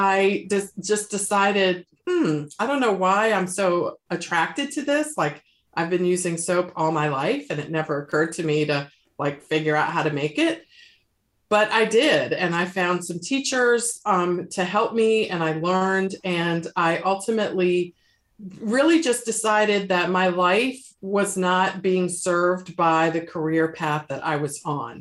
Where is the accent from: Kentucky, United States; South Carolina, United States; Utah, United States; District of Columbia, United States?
District of Columbia, United States; Washington; now in Charlotte, United States; I was working as an attorney in my hometown of Washington, D.C.